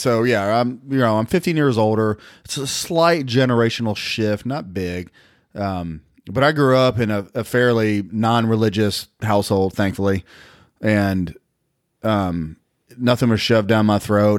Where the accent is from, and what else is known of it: Nashville, Tennessee, United States; born or raised there